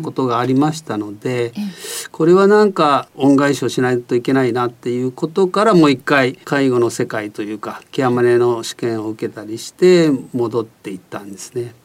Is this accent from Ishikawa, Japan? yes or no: no; Yame, Fukuoka, Japan; moved away; also born or lived in Kitakyushu / Kagoshima Prefecture; 出身はあの福岡県の南の方の八女地方というところの出身